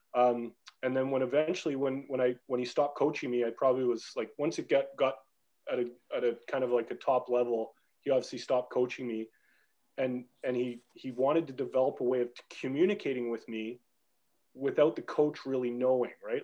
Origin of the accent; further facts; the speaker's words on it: Canada; moved away as an adult; also born or lived in Belfast, Northern Ireland; growing up in Canada.